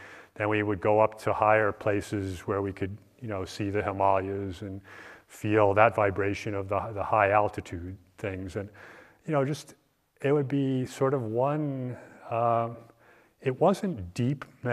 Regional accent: East Coast, United States; moved away; I grew up on the East Coast

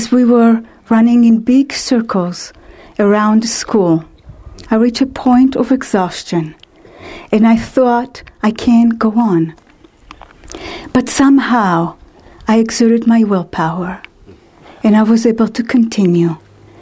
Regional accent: Israel; I was born and raised in Israel in a Jewish conservative family

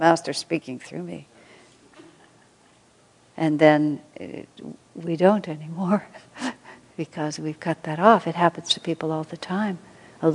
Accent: United States; moved away as an adult; I'm American

